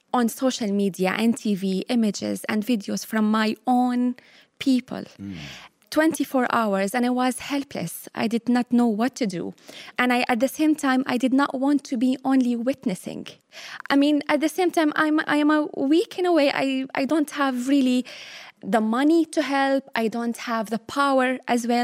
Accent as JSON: {"language": "English", "town": "Latakia", "region": "Latakia Governorate", "country": "Syria", "tie": "born or raised there", "also_born_or_lived": "Kuwait / Limerick, Ireland", "second_language": "English", "moved": "as an adult", "lives_now": "Ireland", "said": "back home in my hometown, Latakia"}